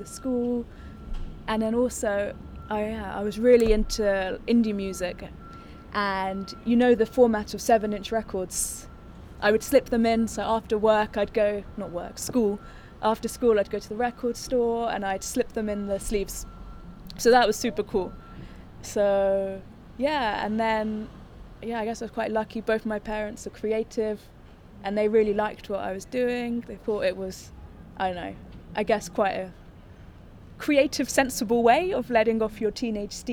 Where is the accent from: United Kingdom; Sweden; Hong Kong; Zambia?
United Kingdom; London; I'm from London, and I'm an art director